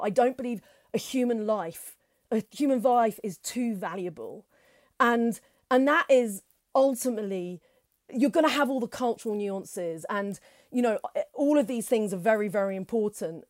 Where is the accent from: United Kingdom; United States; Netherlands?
United Kingdom; we're from Britain